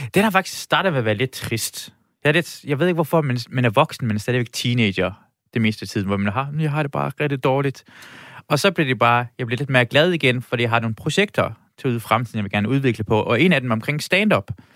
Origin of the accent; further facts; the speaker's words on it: Iran; now in Denmark; jeg er fra Iran